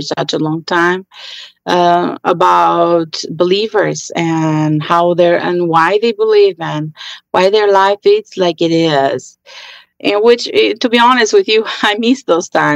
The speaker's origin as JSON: {"language": "English", "country": "Albania", "tie": "born or raised there", "said": "I grew up in Albania during the communist"}